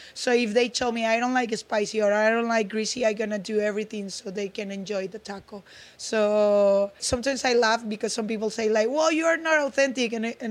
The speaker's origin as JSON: {"language": "English", "region": "Durango", "country": "Mexico", "tie": "born or raised there", "second_language": "English", "moved": "as an adult", "lives_now": "United States", "said": "I was born in Durango."}